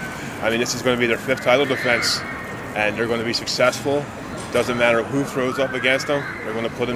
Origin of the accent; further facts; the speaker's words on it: Philadelphia, Pennsylvania, United States; I'm from Philadelphia, Pennsylvania.